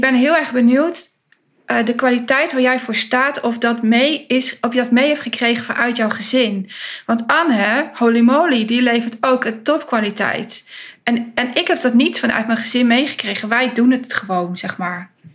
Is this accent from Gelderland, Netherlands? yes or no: yes; Winterswijk, Gelderland, Netherlands; Ik kom uit de achterhoek. Ehm, ik ben in Winterswijk geboren.